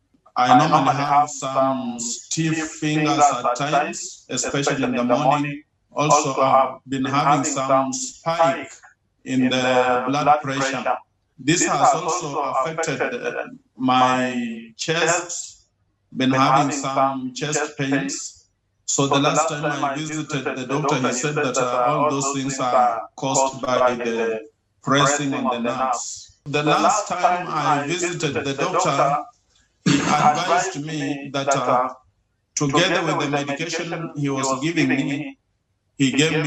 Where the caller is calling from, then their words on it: Kenya; I'm calling from Kenya, East Africa.